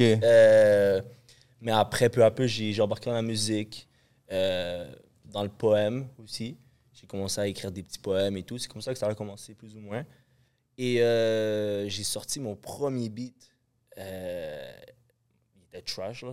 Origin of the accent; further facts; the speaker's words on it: Montreal, Quebec, Canada; j'ai grandi à Montréal, j'ai grandi à Rivière-des-Prairies.